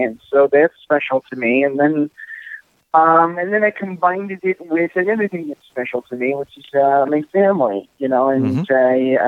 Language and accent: English; Illinois, United States; moved away as an adult; now in Minnesota, United States; I'm from Illinois